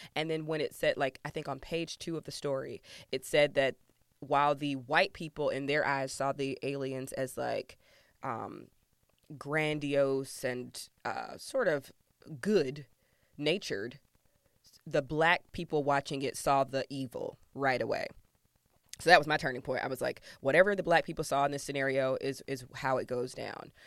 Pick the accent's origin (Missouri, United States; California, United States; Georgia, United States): Georgia, United States; moved away; I'm from Georgia originally